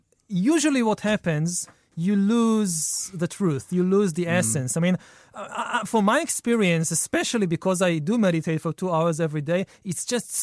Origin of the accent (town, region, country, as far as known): Israel; born or raised there